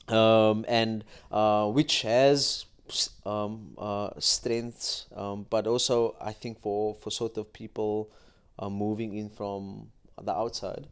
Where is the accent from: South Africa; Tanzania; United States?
South Africa; Cape Town, Western Cape; I grew up in Athlone